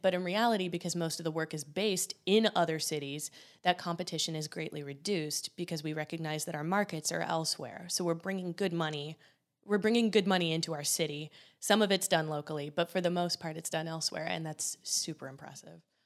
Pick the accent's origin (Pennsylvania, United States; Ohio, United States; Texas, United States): Ohio, United States; Columbus; I'm me from Columbus, Ohio